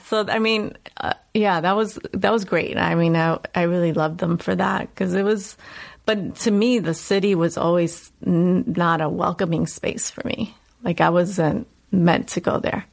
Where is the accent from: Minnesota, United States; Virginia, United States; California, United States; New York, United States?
New York, United States; New York City; accent: Puerto Rican, New Yorkian Bronx dialect; moved away; I grew up in the South Bronx. I grew up in the housing projects, 183rd